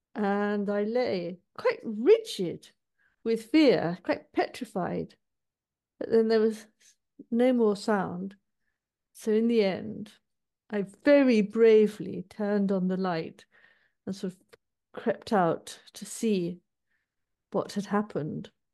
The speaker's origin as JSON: {"language": "English", "town": "Manchester", "region": "North West England", "country": "United Kingdom", "tie": "born or raised there", "said": "I was born in Manchester, which is a city in the north of England. And um, as a child, my parents used to go to the local parish church"}